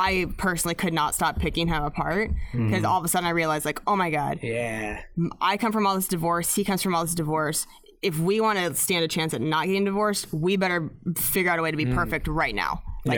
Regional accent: Spokane, Washington, United States; also born or lived in Seattle; now in Los Angeles, United States; Spokane, yeah.

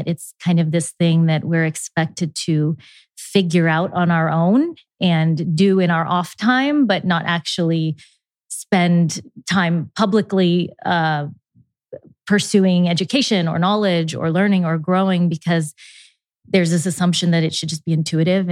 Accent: Dayton, Ohio, United States; So I was born and raised in Dayton, Ohio, and my parents are from India

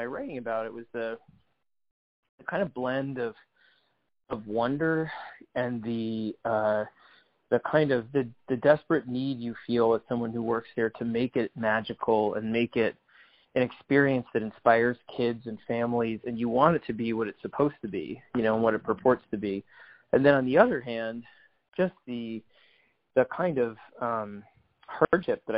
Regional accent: New York City, New York, United States; moved away as an adult; I grew up in New York City

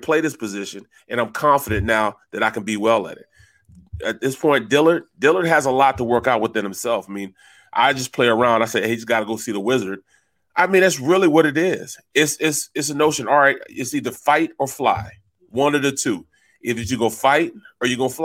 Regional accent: St. Louis, Missouri, United States; I'm from St. Louis, Missouri

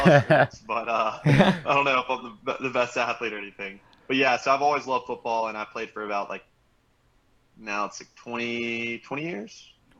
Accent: Alabama, United States; I grew up in Alabama, so I was just a massive Bama fan when I was younger. Like, all my cousins, aunts, uncles, great-grandfather went to Alabama. I was fourth generation there.

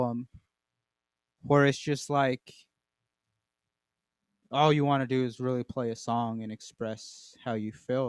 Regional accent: Southern Colorado, United States; moved away; my youth growing up in Southern Colorado and then moving up this way

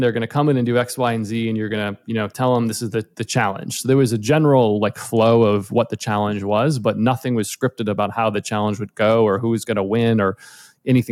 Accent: outside of Boston, Massachusetts, United States; moved away as an adult; now in Los Angeles, United States; I grew up in outside of Boston originally, and I moved to LA about almost 15 years ago now

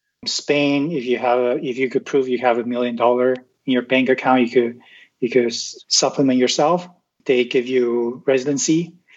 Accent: Vancouver, British Columbia, Canada; So I'm from Canada, so we live in Vancouver, which is one of the most expensive cities in the world.

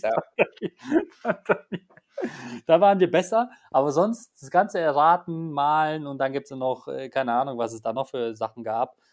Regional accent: Poland; moved away; Ich komme ja gebürtig aus Polen

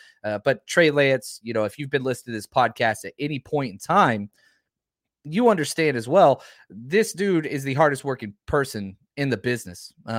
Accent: Dallas, Texas, United States; They're just not the team I grew up rooting for in Dallas.

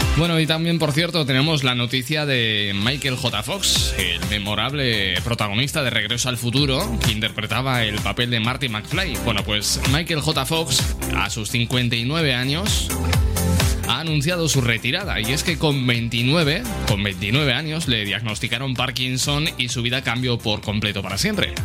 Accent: Aragon, Spain; un tema de un dúo de mi tierra

